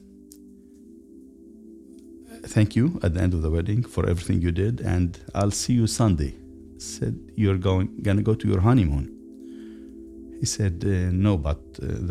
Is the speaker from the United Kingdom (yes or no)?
no; Lebanon; moved away as an adult; now in United States; I grew up in Lebanon